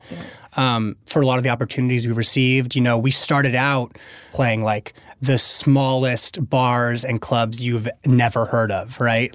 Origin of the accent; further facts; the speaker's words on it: Los Angeles, California, United States; Local LA kid in the suburbs